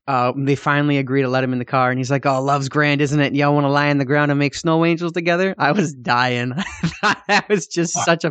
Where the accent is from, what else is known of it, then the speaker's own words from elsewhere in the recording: United States; I'm such an ignorant ass, and I'm American.